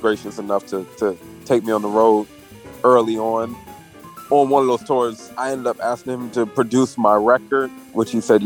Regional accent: Philadelphia, Pennsylvania, United States; moved away as an adult; now in New York City, United States; I was from Philly, so we were kind of right across the bridge from each other.

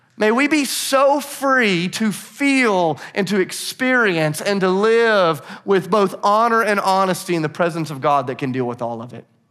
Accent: Nashville, Tennessee, United States; I'm from Nashville

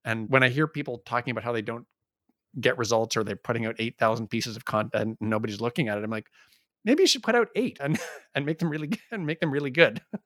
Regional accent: Canada; we're Canadian

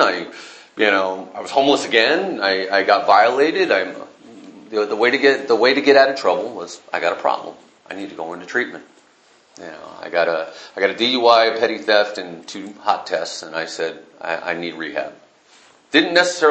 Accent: Northern California, United States; I was raised in Northern California

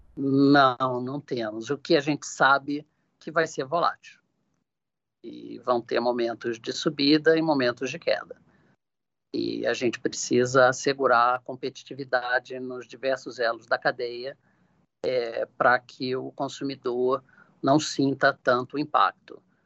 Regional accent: Brazil; Eu, como brasileiro e presidente da Shell Brasil

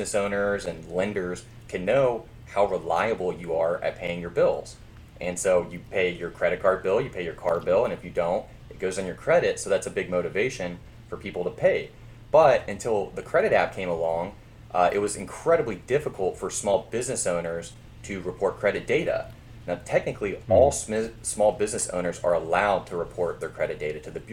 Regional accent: Memphis, Tennessee, United States; moved away as an adult; also born or lived in Louisiana; I grew up in Memphis

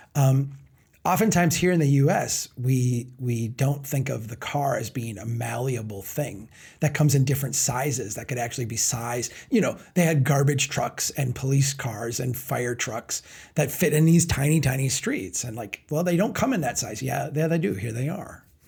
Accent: Brainerd, Minnesota, United States; my hometown of Brainerd

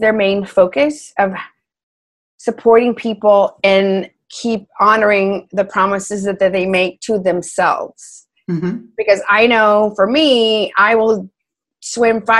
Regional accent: Texas, United States; moved away; also born or lived in New York City; We're both from Texas

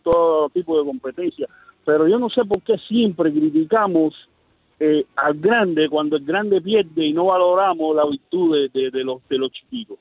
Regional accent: Cuba; Soy cubano

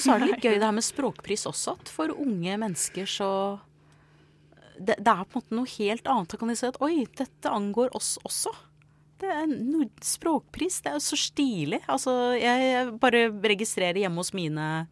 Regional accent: United States; Norwegian is a second language; now in Norway; jeg ble født og oppvokst i USA. Så jeg kom til Norge for en del år siden

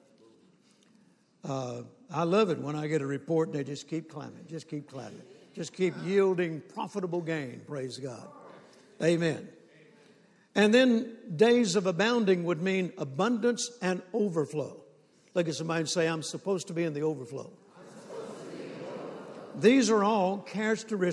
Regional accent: Mississippi, United States; moved away; also born or lived in Shreveport, Louisiana; I was born in Mississippi on a farm

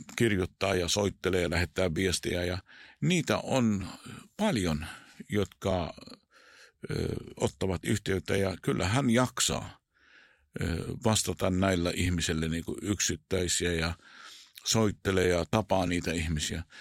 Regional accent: Israel; Finnish is a second language; moved away; Mä oon syntynyt siellä, kasvanut siellä

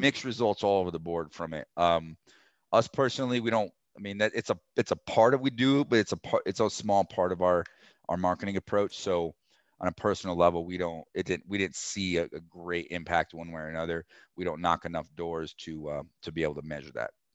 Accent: Colorado, United States; I'm from Colorado. I was born and raised here

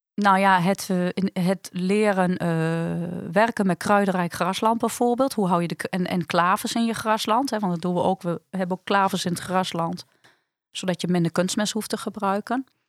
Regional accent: Netherlands; wij als Nederlanders

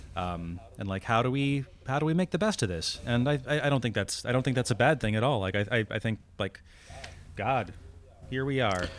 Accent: New England, United States; born or raised there; moved away as an adult

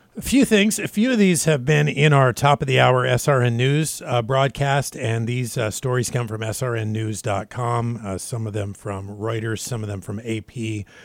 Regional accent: Spokane, Washington, United States; I grew up in Spokane, Washington, which is the Lilac City

